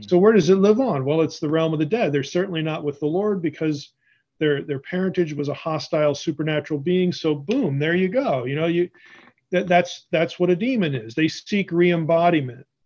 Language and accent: English; Pennsylvania, United States; moved away as an adult; also born or lived in Madison, Wisconsin; I'm originally from Pennsylvania